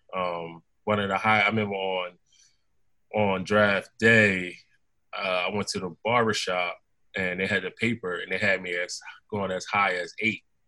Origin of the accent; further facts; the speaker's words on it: Philadelphia, Pennsylvania, United States; my hometown team